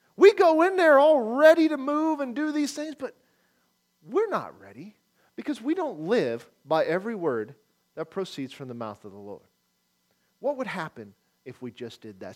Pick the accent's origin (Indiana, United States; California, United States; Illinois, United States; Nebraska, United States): Nebraska, United States; moved away; also born or lived in Oklahoma; I grew up in Nebraska